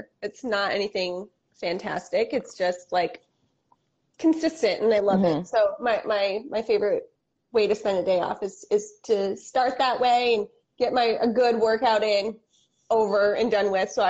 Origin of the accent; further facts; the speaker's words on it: Flint, Michigan, United States; the radio station that we grew up listening to in Flint, Michigan.